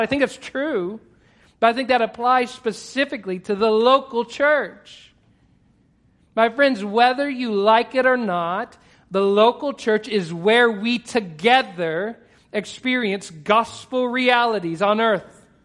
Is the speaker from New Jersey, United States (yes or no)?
no; Texas, United States; I'm Texan